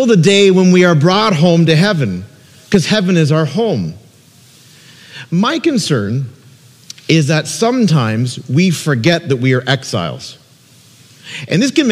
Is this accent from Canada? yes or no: yes; Peterborough, Ontario, Canada; moved away as an adult; now in Niagara, Canada; Peterborough, Ontario, my hometown